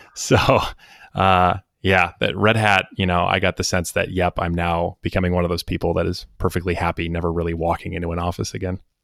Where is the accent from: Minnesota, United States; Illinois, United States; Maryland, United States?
Minnesota, United States; Minneapolis; moved away as an adult; also born or lived in East Coast, United States; originally from the Minneapolis, Saint Paul metro area in Minnesota.